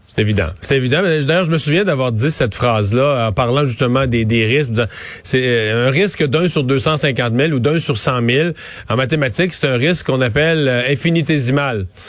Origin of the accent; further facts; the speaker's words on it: Bas-Saint-Laurent, Quebec, Canada; dans ma région, chez nous, au Bas-Saint-Laurent